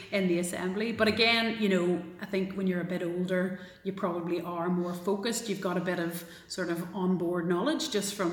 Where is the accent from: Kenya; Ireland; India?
Ireland; Galway, Connacht; now in Belfast, United Kingdom; I get to deny Belfast if it's worse and go, oh no no, sure I'm from Galway.